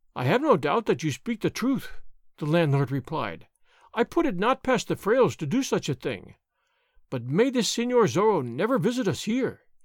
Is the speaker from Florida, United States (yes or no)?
no; Southern California, United States; I was born in Southern California